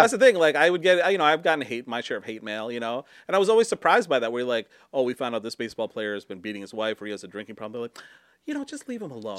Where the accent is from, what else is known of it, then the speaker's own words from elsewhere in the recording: Michigan, United States; moved away as an adult; also born or lived in Seattle; I wanted to come back to Michigan